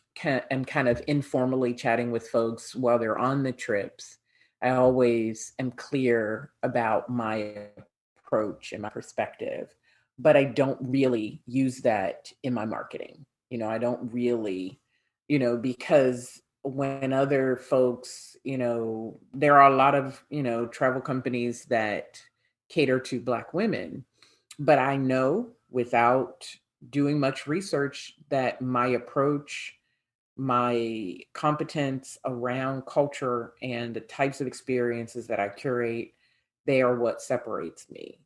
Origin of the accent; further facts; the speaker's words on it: United States; accent: American; my American accent